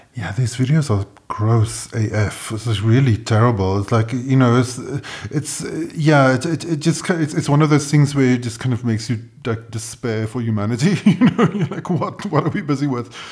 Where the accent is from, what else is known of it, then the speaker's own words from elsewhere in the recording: South Africa; I'm South African